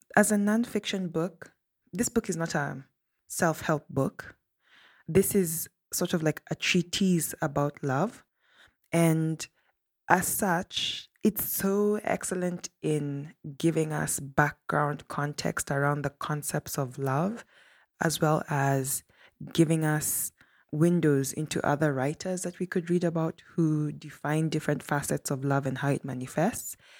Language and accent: English; Kenya; a Kenyan who grew up in Kenya and studied elsewhere in Africa